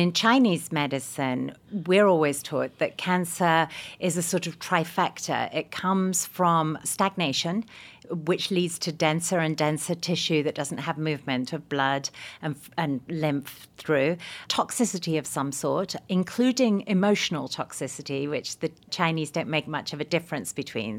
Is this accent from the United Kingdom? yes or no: yes; England, United Kingdom; now in United States; I'm English